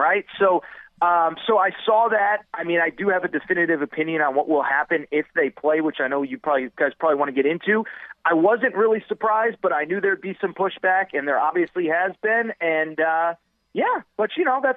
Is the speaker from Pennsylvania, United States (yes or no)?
no; Connecticut, United States; I grew up in Connecticut